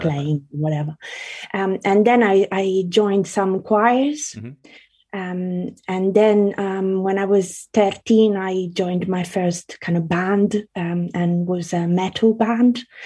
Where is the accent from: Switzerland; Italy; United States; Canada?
Italy; also born or lived in Carrara, Italy / Australia / South London, United Kingdom; now in London, United Kingdom; I grew up in Italy, so I went to primary school um, in Italy, and then um, I lived in Australia as well.